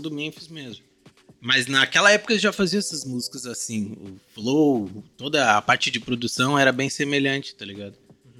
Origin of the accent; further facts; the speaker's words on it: Guaíba, Rio Grande do Sul, Brazil; eu estudava em Guaíba, cidade de onde eu sou